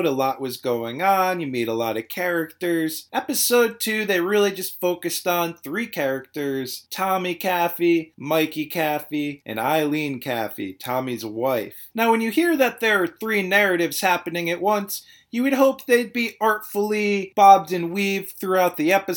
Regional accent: Providence, Rhode Island, United States; I was born in Providence. I'm gonna die in Providence.

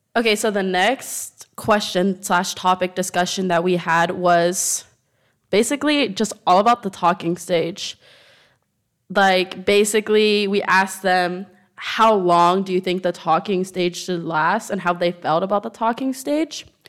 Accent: United States; moved away as an adult; now in Madrid, Spain; I'm American

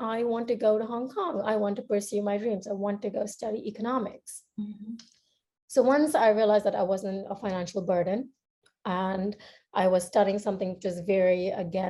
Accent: India; moved away as an adult; also born or lived in United States; So I am Indian and I grew up in India. I spent most of my childhood growing there

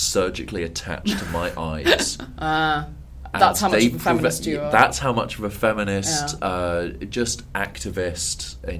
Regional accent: Brighton, South East England, United Kingdom; I'm just from Brighton.

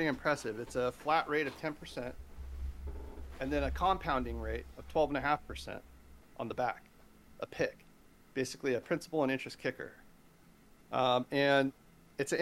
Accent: California, United States; here in my home state, California

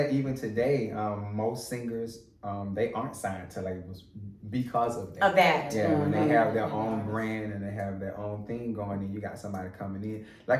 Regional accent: LaFayette, Alabama, United States; now in Atlanta, United States; I'm from Lafayette, Alabama.

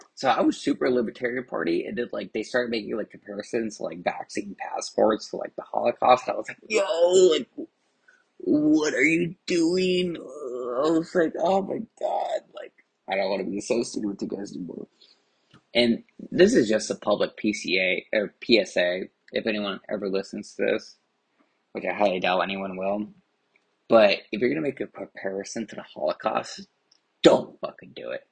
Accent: Anaheim, California, United States; moved away as an adult; also born or lived in Garden Grove, California / Santa Ana, California; now in Mesa, United States; I'm originally from Orange County, California, particularly Anaheim, California. I lived in Garden Grove and I went to high school in Garden Grove for a little bit of my life.

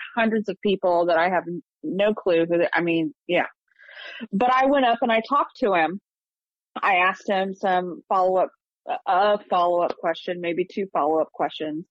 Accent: small town Ohio, United States; also born or lived in Columbus, Ohio; In my college years, I moved from small town Ohio to Columbus, Ohio

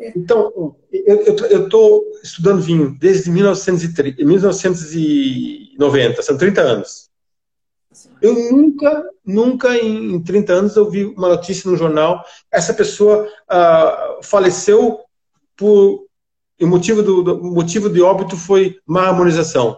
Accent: Brazil; now in London, United Kingdom; como brasileiro, eu sou amigo do vinho brasileiro

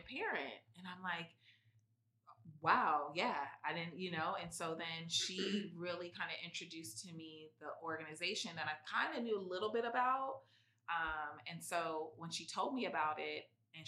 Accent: San Diego, California, United States; moved away as an adult; now in Santa Cruz, United States; I'm from San Diego, and I knew I didn't want to stay in San Diego

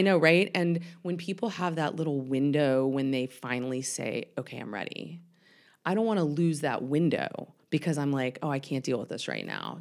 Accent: Atlanta, Georgia, United States; I am born and raised in Atlanta, um, Northside Hospital, which is pretty rare

